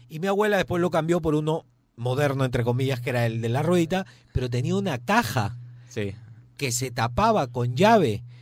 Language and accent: Spanish; Chile; moved away; Mira, cuando yo llegué de Chile vivía en la casa de mi abuela